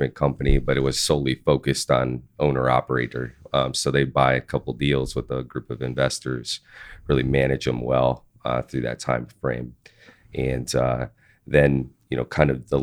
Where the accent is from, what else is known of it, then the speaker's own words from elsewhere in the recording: Wisconsin, United States; moved away as an adult; now in Dallas, United States; I actually got my career start at MLG growing up in Wisconsin in late 2005, early 2006